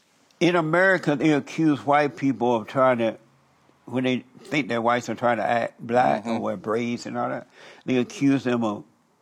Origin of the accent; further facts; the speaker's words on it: Alabama, United States; I grew up in Alabama on a plantation.